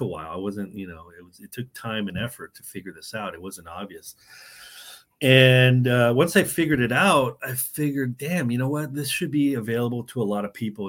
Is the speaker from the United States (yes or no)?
yes; San Diego, California, United States; moved away as an adult; also born or lived in New York City / Mexico / Chicago; now in Tallahassee, United States; I'm originally from San Diego, grew up in California